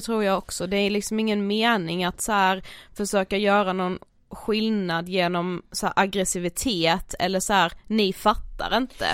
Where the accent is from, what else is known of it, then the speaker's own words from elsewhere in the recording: Blekinge, Sweden; moved away; hemma i Blekinge